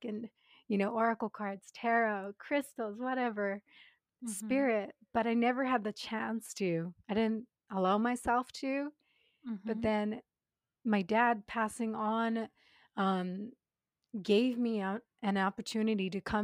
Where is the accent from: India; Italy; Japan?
Japan; I'm born and raised in Japan, but my dad's Canadian, my mom's Japanese